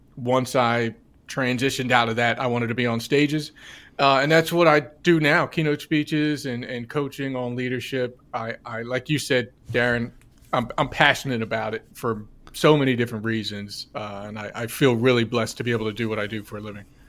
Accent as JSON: {"language": "English", "region": "New Jersey", "country": "United States", "said": "I'm from New Jersey"}